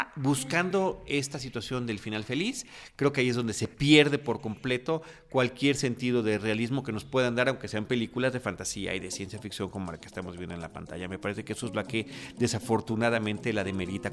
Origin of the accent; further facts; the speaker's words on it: Mexico; Yo soy de México